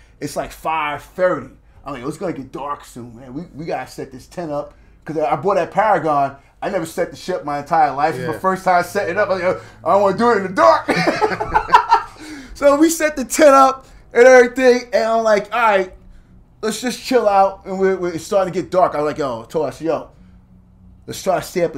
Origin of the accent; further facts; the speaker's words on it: New York City, New York, United States; I'm from Staten Island. I grew up, you know, in New York City.